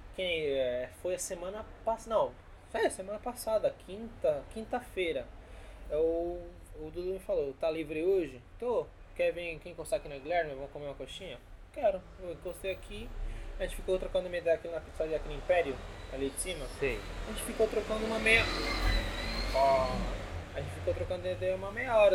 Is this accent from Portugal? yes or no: no; Argentina; first language Spanish; Portuguese is a second language; now in São Paulo, Brazil; Eu sou argentino, porém minha mãe é boliviana.